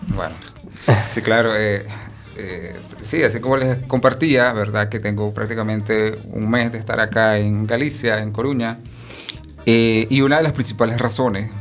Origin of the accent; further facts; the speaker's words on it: Nicaragua; now in Spain; como nicaragüense